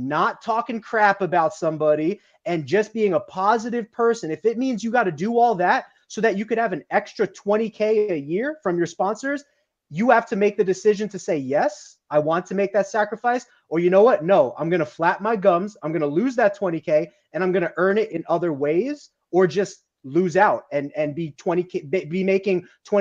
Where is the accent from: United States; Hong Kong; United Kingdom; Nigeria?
United States; New Jersey; I grew up in New Jersey